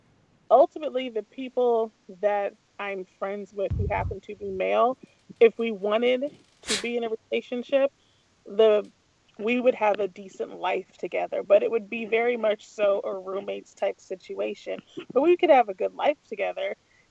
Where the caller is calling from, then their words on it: St. Louis, Missouri, United States; in St. Louis.